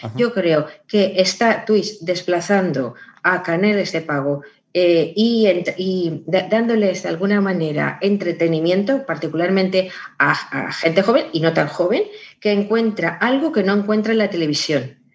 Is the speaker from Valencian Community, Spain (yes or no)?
yes; Valencian Community, Spain; como soy valenciana, siempre digo mundo, sonido y río en valenciano